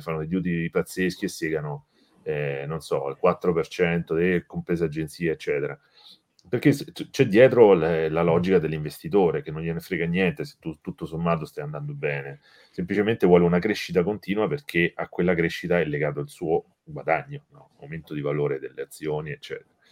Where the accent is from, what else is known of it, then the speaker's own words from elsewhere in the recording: Rome, Lazio, Italy; sono di Roma